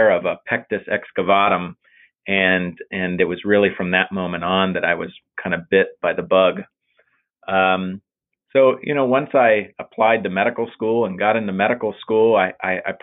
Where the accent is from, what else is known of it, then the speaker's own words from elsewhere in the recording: Tampa, Florida, United States; I was born in Florida, in Tampa, actually.